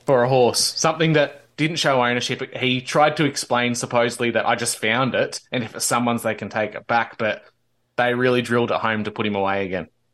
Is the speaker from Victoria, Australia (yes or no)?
yes; Victoria, Australia; born or raised there